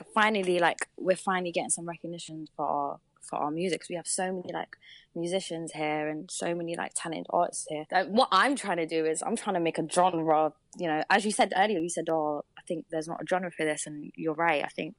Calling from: London, United Kingdom; I'm calling from London. Ooh. London town.

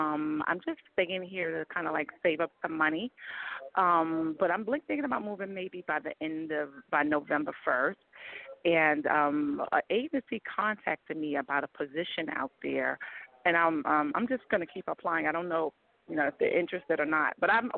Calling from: New York City, New York, United States; I'm calling from New York City.

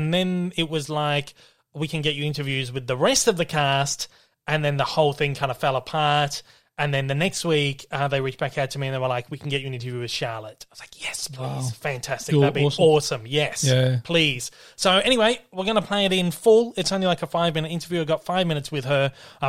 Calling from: Melbourne, Victoria, Australia; I'm calling in from Melbourne this morning

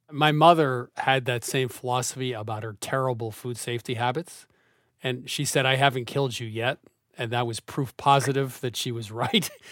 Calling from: Chevy Chase, Maryland, United States; I'm calling from Chevy Chase, Maryland.

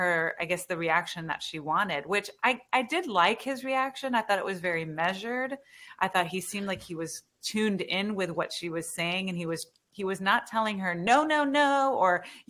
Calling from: Houston, Texas, United States; I'm in Houston.

